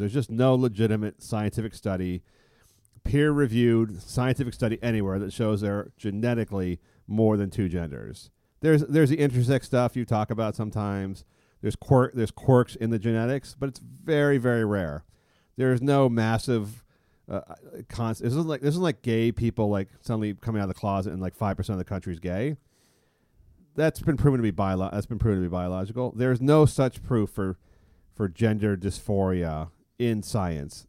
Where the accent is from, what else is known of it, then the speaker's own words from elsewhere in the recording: San Francisco, California, United States; growing up in San Francisco, we had no gay, officially gay people in high school